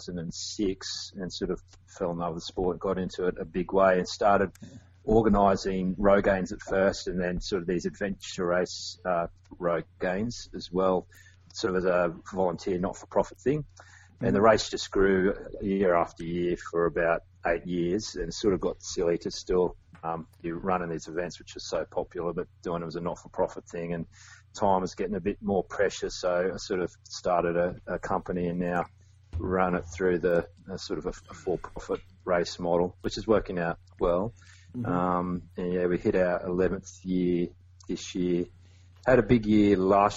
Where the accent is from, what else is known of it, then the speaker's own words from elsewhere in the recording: Australia; I'm an Australian adventure race